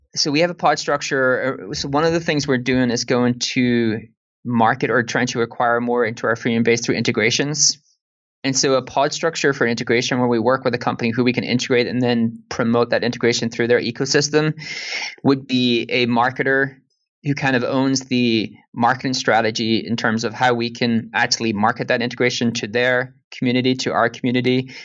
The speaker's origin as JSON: {"language": "English", "country": "Ireland", "accent": "Irish", "said": "more my Irish accent"}